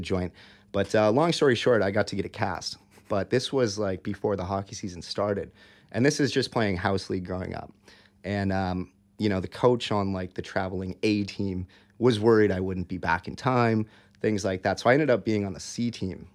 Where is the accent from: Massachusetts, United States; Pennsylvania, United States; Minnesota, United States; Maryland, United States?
Minnesota, United States; Eagan; moved away as an adult; now in Hong Kong; growing up in Minnesota